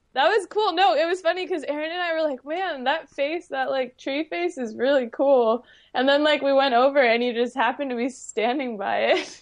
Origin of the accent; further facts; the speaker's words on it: San Diego, California, United States; accent: upspeak; I grew up here in San Diego